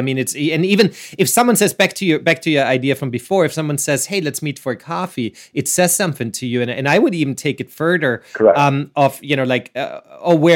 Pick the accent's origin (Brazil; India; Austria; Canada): Austria; Vienna; I'm from Vienna, I'm from Austria